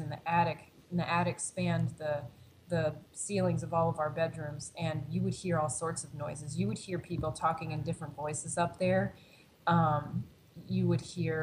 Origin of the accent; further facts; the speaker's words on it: Maryland, United States; moved away as an adult; also born or lived in Pennsylvania; now in Chicago, United States; my home state of Maryland